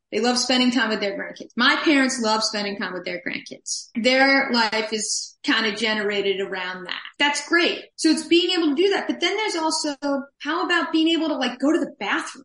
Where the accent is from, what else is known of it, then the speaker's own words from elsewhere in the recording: New York City, New York, United States; moved away as an adult; now in Seattle, United States; I'm from New York City area originally